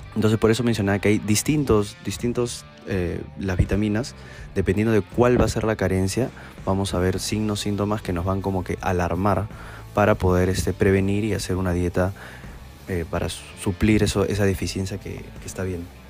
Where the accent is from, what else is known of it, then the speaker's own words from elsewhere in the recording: Tacna, Peru; soy de la ciudad de Tacna y soy médico egresado de la Universidad Privada de Tacna